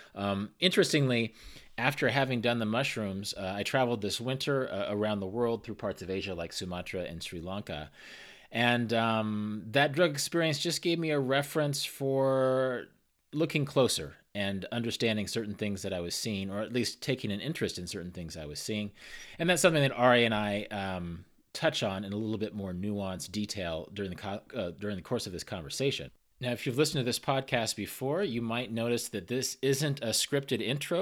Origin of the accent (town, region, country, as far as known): Kansas, United States; born or raised there